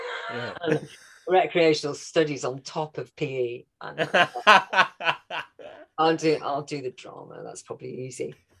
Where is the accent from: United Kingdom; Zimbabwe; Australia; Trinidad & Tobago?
United Kingdom; Wales; now in London, United Kingdom; when I first moved from Wales down to London, especially before I'd had, you know, a lot of my accent, I'm still there, but before I'd had a lot of it knocked out of me by drama school, then everyone thought I was a Scouse. So yeah, that's where I grew up, North Wales.